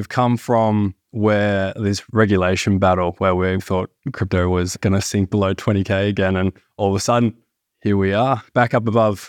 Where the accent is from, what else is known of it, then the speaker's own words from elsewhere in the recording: Melbourne, Victoria, Australia; So we are from Melbourne